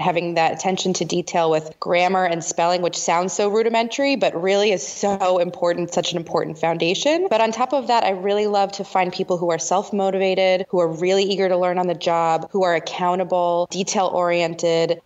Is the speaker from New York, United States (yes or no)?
yes; New York metro area, United States; I'm from the New York metro area